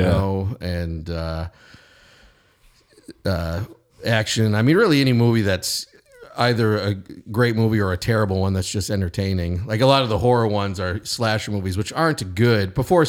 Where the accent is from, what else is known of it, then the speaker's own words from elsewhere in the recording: Bangor, Maine, United States; and I'm Stephen King's wife, Tabitha, also a writer, is my third cousin, and I'm from Bangor, Maine